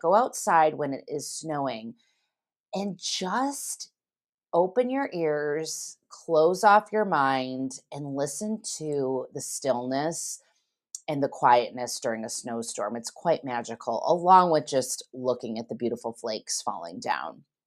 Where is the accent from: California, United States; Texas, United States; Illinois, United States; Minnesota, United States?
Illinois, United States; Geneva; my hometown of Geneva, Illinois